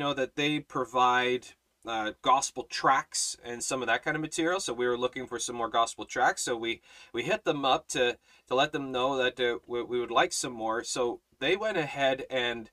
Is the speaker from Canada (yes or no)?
yes; Canada; I'm Canadian